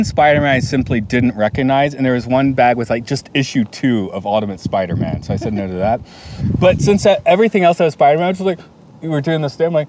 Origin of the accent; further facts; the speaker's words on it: Deep South, United States; I'm from the Deep South. I'm from the part of the Deep South with people that don't talk like this all the time